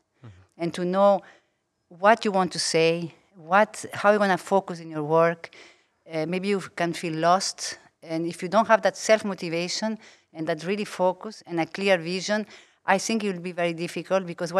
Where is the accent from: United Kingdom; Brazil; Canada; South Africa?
Brazil; English is a second language; also born or lived in Uruguay / United States / Singapore; now in Paris, France; Yes, I was born in Uruguay from a Uruguayan mother, a French father. Grew up part of my life, my childhood in Brazil, but among all of other places.